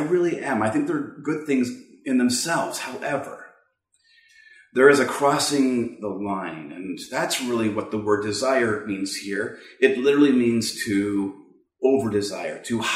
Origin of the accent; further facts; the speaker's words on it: Canada; from Canada.